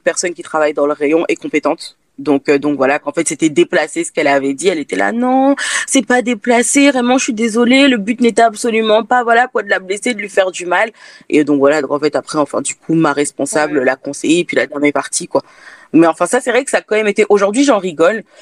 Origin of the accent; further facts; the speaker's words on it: France; je suis née en France si, si, si, si, je suis française.